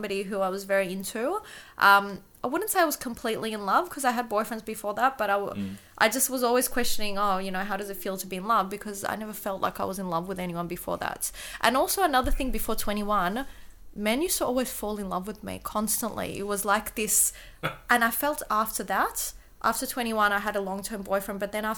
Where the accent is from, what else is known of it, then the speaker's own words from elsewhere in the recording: Kyiv, Ukraine; English is a second language; moved away; So I was born in Kyiv, right? So now there's a bit of a different political situation. When I was there before the 90s, before the wall broke down, everybody spoke Russian in Ukraine because it was part of the USSR.